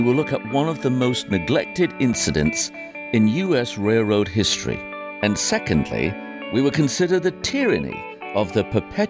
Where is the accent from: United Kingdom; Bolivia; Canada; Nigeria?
United Kingdom; now in United States; I am certainly British by birth, but I am also American by choice